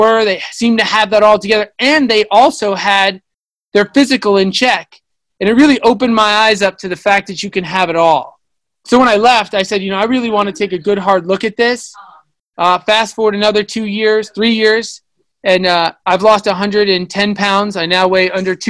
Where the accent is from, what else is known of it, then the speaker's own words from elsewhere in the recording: Long Island, New York, United States; I'm from Long Island, New York.